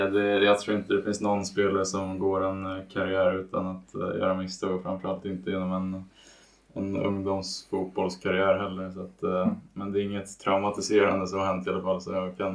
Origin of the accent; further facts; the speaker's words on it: Danderyd, Stockholm County, Sweden; Um, så jag är från Stockholm um, och har växt upp uh, tio minuter norr, från, norr om Stockholm i Danderyd.